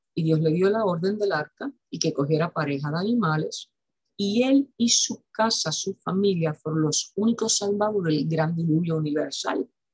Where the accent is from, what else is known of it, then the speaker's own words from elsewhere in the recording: Puerto Rico; En mi país, Puerto Rico